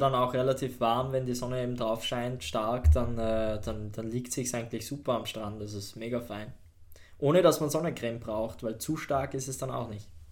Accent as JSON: {"language": "German", "country": "Austria", "said": "bei uns in Österreich"}